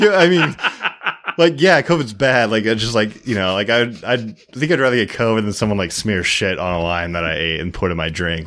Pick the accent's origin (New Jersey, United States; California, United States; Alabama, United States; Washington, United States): Washington, United States; Seattle; I'm from Seattle